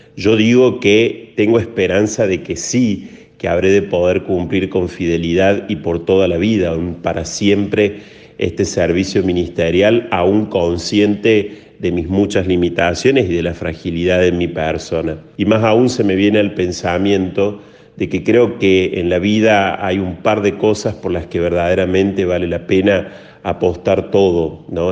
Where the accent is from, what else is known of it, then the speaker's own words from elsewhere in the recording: Córdoba, Argentina; Nací en Córdoba, Argentina. Es en el mismo lugar en el que me encuentro aquí ya desde hace algunos años.